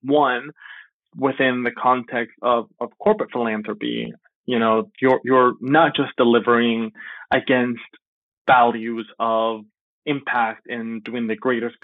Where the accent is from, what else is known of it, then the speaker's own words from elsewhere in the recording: Miami, Florida, United States; also born or lived in Venezuela; an immigrant from Venezuela, I grew up in Miami, but my family moved here when I was very, very young, when I was 8